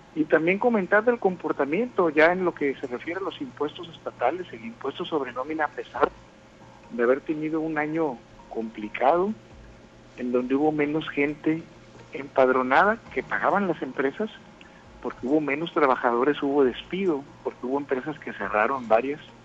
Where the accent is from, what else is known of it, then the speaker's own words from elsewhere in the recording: Sinaloa, Mexico; moved away as an adult; que fueran sinaloenses, que muchos de nosotros estábamos regados en diferentes partes de la República Mexicana. Tuvimos la oportunidad de, regresar aquí a Sinaloa